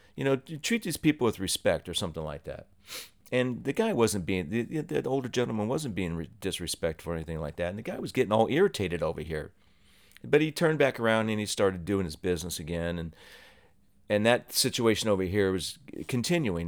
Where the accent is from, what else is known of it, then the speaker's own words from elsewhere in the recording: Ohio, United States; moved away as an adult; also born or lived in New Jersey; I was born and raised in Ohio, lived here for about 19 years